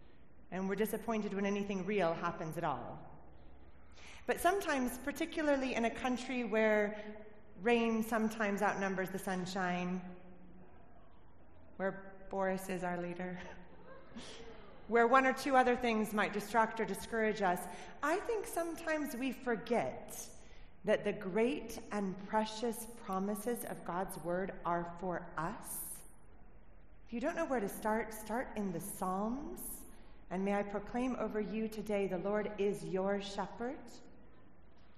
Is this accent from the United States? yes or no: yes; United States; moved away as an adult; now in Cornwall, United Kingdom; I'm originally from America